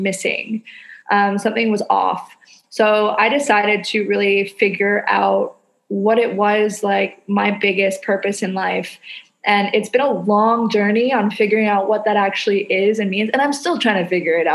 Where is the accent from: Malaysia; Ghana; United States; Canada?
Canada; now in Indonesia